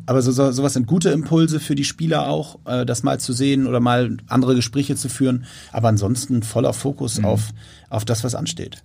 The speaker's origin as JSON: {"language": "German", "region": "Hamburg", "country": "Germany", "tie": "born or raised there", "said": "ich war als Kind, äh, bin ich zum hier als Hamburger mit zum HSV genommen worden von meinem Vater"}